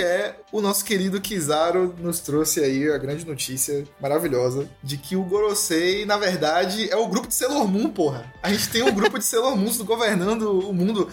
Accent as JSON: {"language": "Portuguese", "town": "Salvador", "region": "Bahia", "country": "Brazil", "said": "nós três aqui somos baianos, soteropolitanos"}